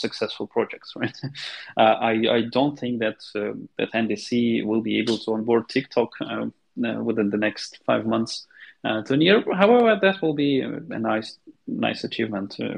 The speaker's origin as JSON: {"language": "English", "town": "Kharkiv", "region": "Kharkiv Oblast", "country": "Ukraine", "said": "I'm from Kharkiv, Ukraine"}